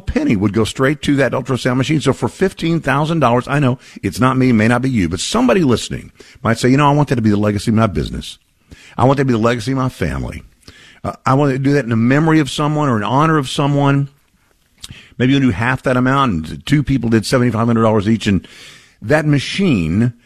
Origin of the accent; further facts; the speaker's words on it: Texas, United States; my home state